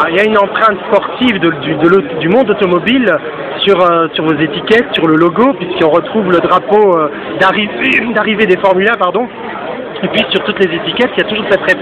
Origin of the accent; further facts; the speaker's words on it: Belgium; je suis belge